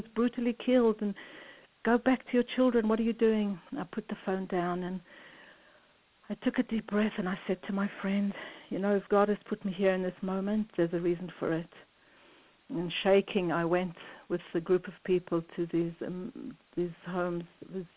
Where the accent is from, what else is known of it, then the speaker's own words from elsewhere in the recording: South Africa; moved away; I grew up in South Africa in the separation and in the terrible pain of living the separation